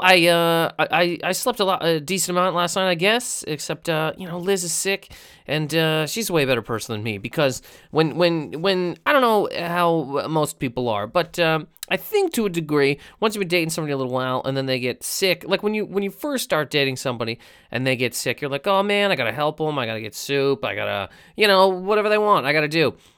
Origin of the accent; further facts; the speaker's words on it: Halifax, Nova Scotia, Canada; moved away; also born or lived in Miramichi, New Brunswick; I'm from Halifax, and that's where the festival is